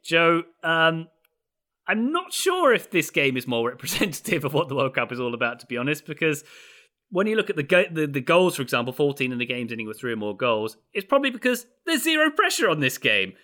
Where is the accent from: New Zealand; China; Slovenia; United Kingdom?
United Kingdom; England; I'm English